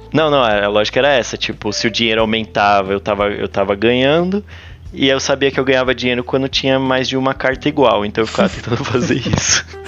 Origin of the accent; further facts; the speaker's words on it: São Paulo, Brazil; eu sou paulista, eu coloco o i no fim de todas as, as, as coisas